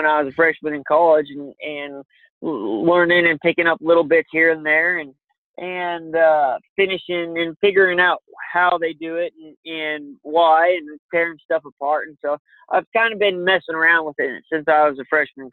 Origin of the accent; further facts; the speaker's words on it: Colville Reservation, Washington, United States; the reservation I grew up on the Colville Reservation